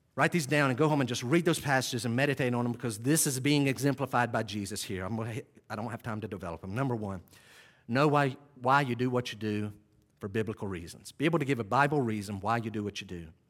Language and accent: English; Western North Carolina, United States; I grew up in Western North Carolina in the early seventies